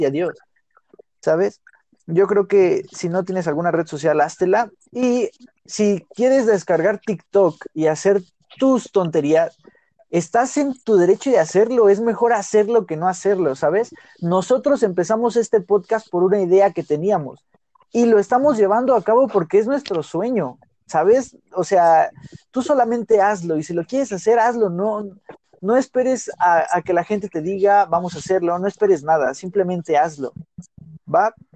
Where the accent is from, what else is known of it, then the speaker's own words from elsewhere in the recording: Mexico; los mexicanos decimos